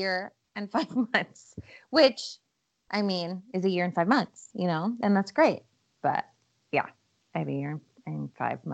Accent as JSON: {"language": "English", "region": "Midwest", "country": "United States", "tie": "born or raised there", "moved": "yes", "lives_now": "Los Angeles, United States", "said": "I grew up in the Midwest."}